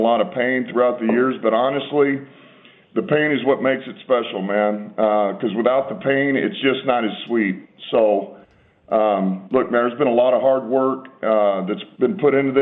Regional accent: Texas, United States; now in Detroit, United States; I'm from Texas.

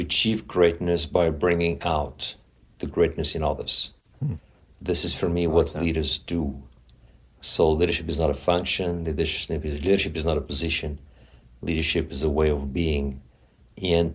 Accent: Paris, Île-de-France, France; moved away as an adult; also born or lived in Los Angeles; I was born in Paris some 62 years ago

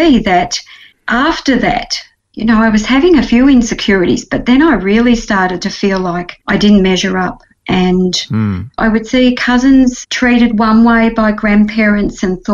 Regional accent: Victoria, Australia; I was 7 days old when I was taken home by my adoptive parents to a little town called Gagari in the country of Victoria.

